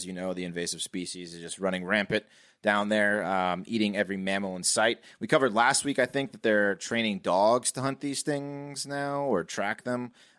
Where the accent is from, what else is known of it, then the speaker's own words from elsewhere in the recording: Reston, Virginia, United States; I came from Reston to Herndon Middle, and it was a shock.